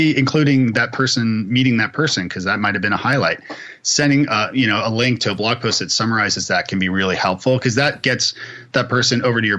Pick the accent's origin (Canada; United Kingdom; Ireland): Canada; I'm Canadian